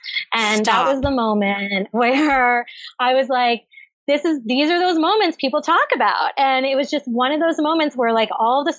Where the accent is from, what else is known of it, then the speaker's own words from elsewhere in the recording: Cape Cod, Massachusetts, United States; also born or lived in Brookline, Massachusetts / Medford, Massachusetts; I grew up on Cape Cod.